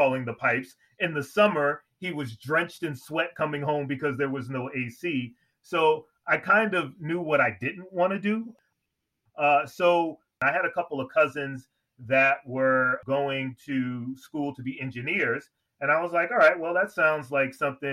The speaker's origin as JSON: {"language": "English", "town": "New York City", "region": "New York", "country": "United States", "tie": "born or raised there", "said": "I'm from Queens, New York."}